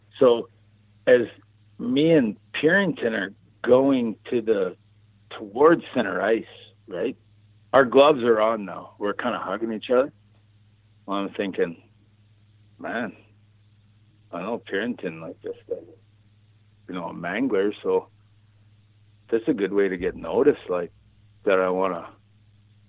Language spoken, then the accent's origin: English; Cranbrook, British Columbia, Canada; my hometown, Cranbrook